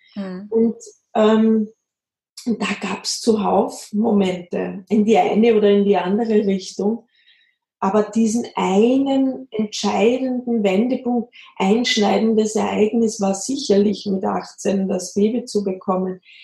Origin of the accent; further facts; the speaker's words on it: Austria; now in Bavaria, Germany; ich komme aus Österreich, das hört man immer sehr.